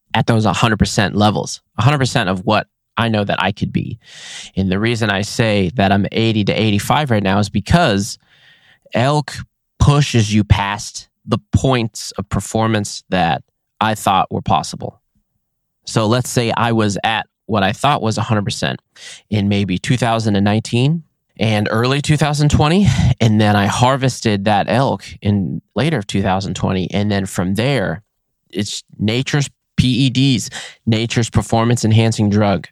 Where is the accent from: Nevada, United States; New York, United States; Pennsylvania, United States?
Nevada, United States; my home state of Nevada